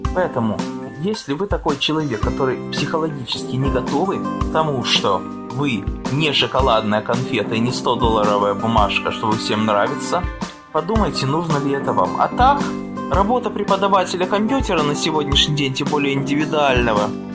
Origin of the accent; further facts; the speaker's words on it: Odesa, Odesa Oblast, Ukraine; moved away; мы с ней из одного города родом, мы оба одесситы